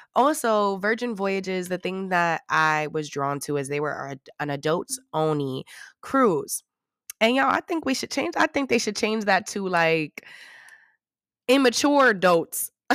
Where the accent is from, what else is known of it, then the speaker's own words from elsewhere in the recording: New York, United States; I'm from New York